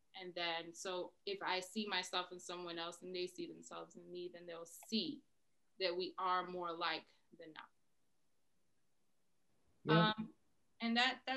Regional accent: New York City, New York, United States; now in Massachusetts, United States; I am a girl from the Bronx

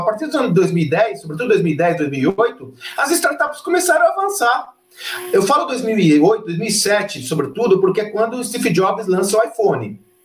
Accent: São Paulo, Brazil; Eu comecei minha carreira com 18 anos vendendo amendoim confeitado na periferia de São Paulo

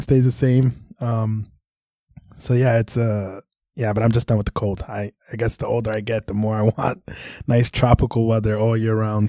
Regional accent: New York City, New York, United States; I was born in Brooklyn and yeah. then uh, spent a lot of time in the Bronx growing up

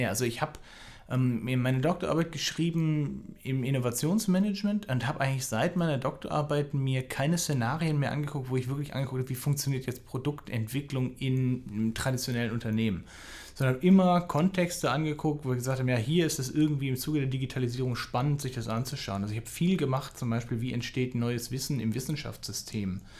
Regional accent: Berlin, Germany; born there; also born or lived in Amsterdam / Würzburg; ich bin also ich bin auch in Berlin geboren, ich bin einmal quasi um die Welt und zurück

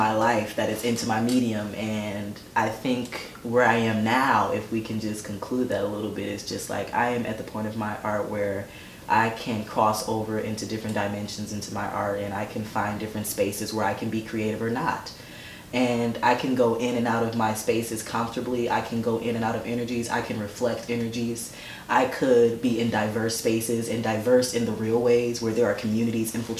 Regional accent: United States; as an American culturally

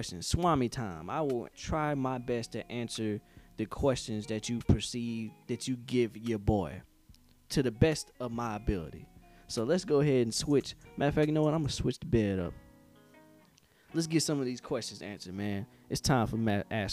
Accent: Henderson, North Carolina, United States; moved away; also born or lived in Fayetteville, North Carolina; I am from Henderson, North Carolina, Big 252.

